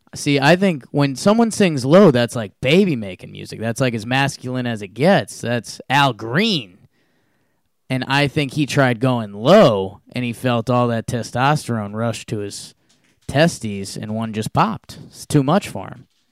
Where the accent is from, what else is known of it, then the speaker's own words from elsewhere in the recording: Connecticut, United States; I grew up in Connecticut